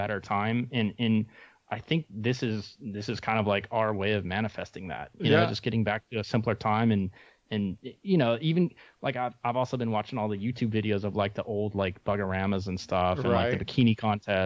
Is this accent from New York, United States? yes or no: no; Texas, United States; as a kid growing up in Texas